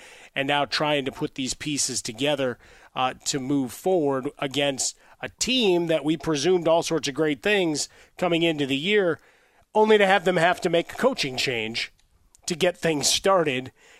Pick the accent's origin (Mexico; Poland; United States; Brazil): United States; Chicago, Illinois; I'm not from New York. I'm a Chicago guy.